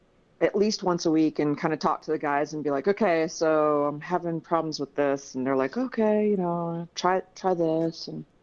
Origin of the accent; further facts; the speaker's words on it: Michigan, United States; born there; now in Denver, United States; I was born in Michigan and Midwest girl. I've moved around a lot because of my family. I am currently in Denver, Colorado.